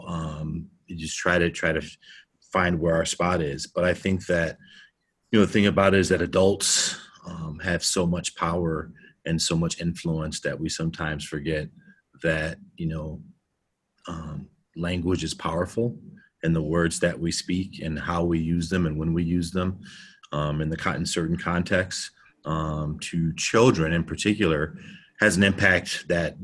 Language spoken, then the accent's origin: English; United States; growing up being African American, you know, here in the United States, you know, I grew up in a suburban area